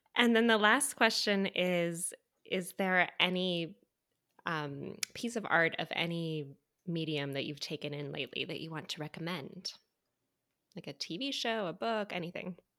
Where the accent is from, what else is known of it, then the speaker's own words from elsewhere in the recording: Midwest, United States; moved away as an adult; also born or lived in Evansville; now in New York, United States; I was from the Midwest